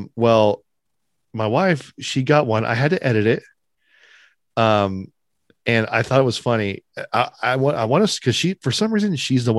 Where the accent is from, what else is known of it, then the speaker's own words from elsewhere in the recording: Sacramento, California, United States; I'm from Sacktown, baby.